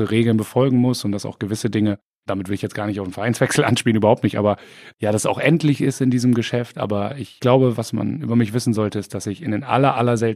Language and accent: German; Bremen, Germany; Aber im Bürgerpark trifft man sich als Bremer.